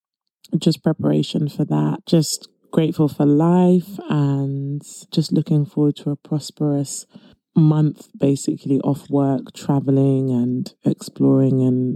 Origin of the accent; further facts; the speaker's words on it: London, United Kingdom; accent: British; I was born and raised in East London